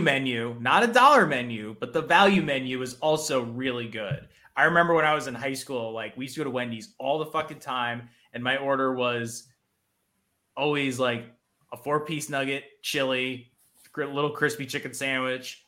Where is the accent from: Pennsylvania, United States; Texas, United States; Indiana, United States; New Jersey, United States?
New Jersey, United States; I'm from New Jersey. I'm from the land of diners.